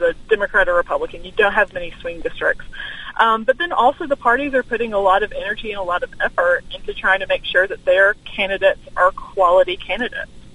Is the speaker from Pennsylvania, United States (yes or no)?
no; Alabama, United States; moved away as an adult; my home state is is Alabama. Okay. I, I moved here from from Alabama a few years okay. ago.